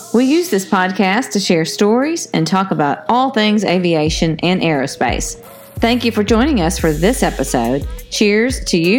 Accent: the South, United States; Well, you know, I'm a Southerner.

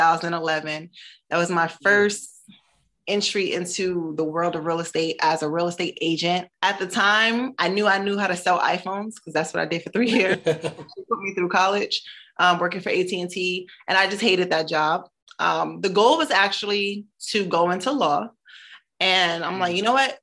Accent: Newark, New Jersey, United States; also born or lived in Brooklyn, New York; Newark, New Jersey, where I grew up

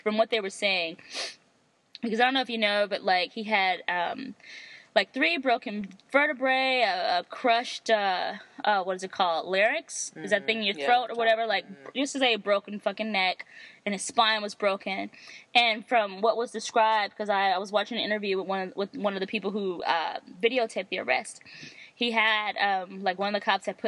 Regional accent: United States; I'm American.

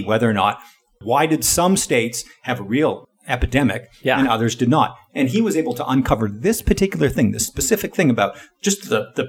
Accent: Southwestern Ontario, Canada; We grew up in Southwest Ontario in the general area

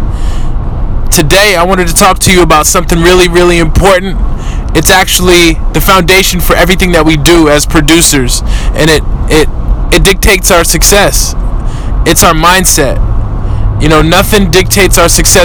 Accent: Oakland, California, United States; I'm from East Oakland. I grew up, you know, the way people in Oakland grow up

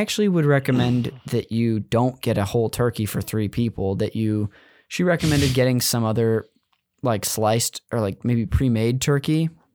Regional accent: California, United States; I grew up in California

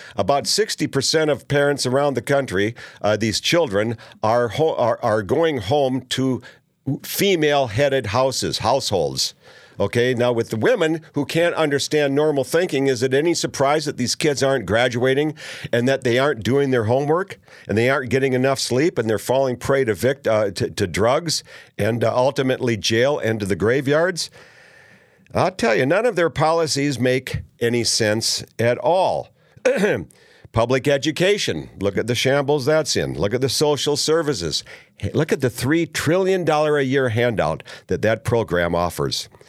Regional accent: Minnesota, United States; as I was growing up in Minnesota

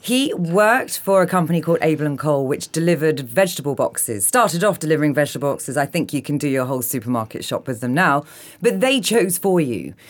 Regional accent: London, United Kingdom; I'm a Londoner

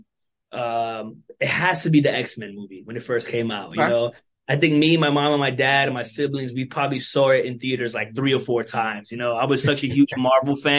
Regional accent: New York City, New York, United States; also born or lived in California; I'm Puerto Rican from Brooklyn, New York, born and raised.

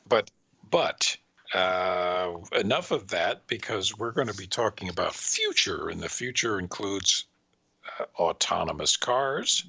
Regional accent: Washington, District of Columbia, United States; I grew up in Southeast D C

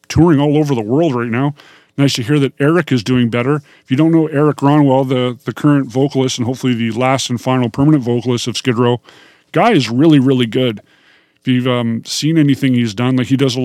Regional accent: Kenora, Ontario, Canada; moved away as an adult; now in Vancouver, Canada; I was living in my hometown of Kenora, Ontario.

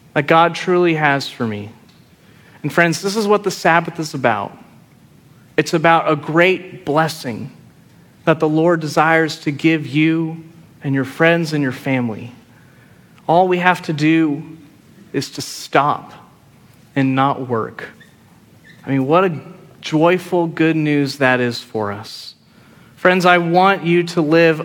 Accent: Friendswood, Texas, United States; moved away; growing up in Friendswood, I was 30 minutes from Galveston

